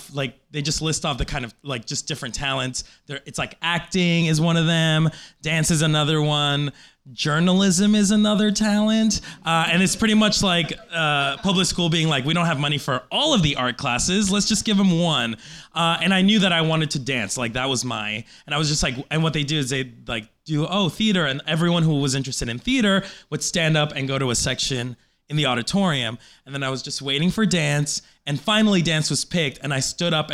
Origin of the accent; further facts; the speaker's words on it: Colombia; now in United States; I was born in Colombia